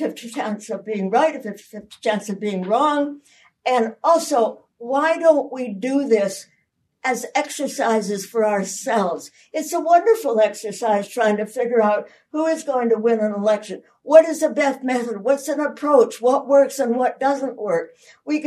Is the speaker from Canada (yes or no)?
yes; Canada; I'm a Canadian